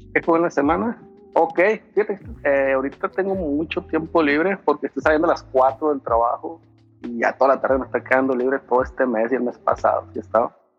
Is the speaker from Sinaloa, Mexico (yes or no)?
yes; Los Mochis, Sinaloa, Mexico; moved away as an adult; now in San Francisco, United States; Yo soy de Los Mochis, Sinaloa